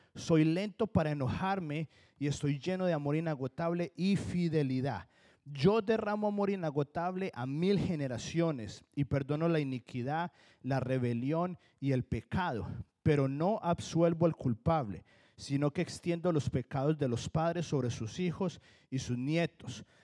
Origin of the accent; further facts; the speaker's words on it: Colombia; accent: Colombian; now in New Jersey, United States; sigo teniendo el acento de colombiano